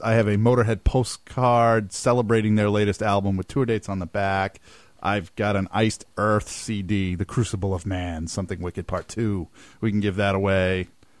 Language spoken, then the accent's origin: English; Portland, Maine, United States; my hometown, Portland, Maine